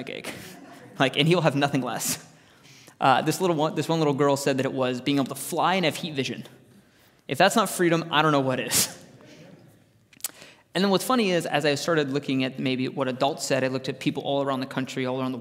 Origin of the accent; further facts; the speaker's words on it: Arizona, United States; Growing up in Arizona